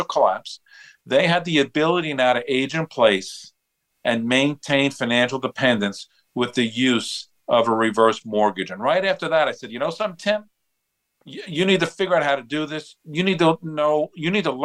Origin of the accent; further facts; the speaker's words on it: Long Island, New York, United States; I'm born and raised on Long Island.